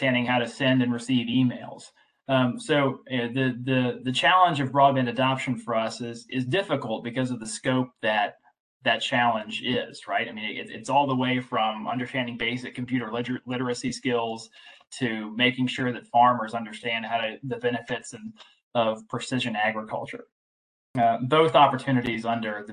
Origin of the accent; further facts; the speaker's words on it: Southside Virginia, United States; I grew up in Southside, Virginia